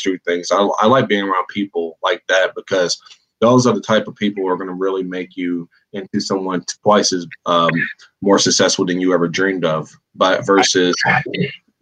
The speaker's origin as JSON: {"language": "English", "country": "United States", "said": "as an American"}